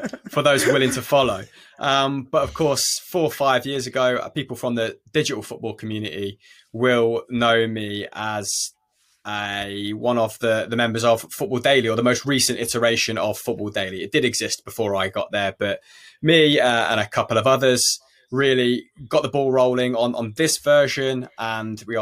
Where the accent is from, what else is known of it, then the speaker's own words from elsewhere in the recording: Leicester, East Midlands, United Kingdom; I am from Leicester